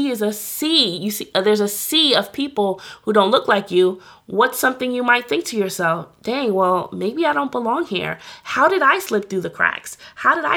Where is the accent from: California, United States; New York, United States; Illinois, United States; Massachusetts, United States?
New York, United States; New York City; I'm from New York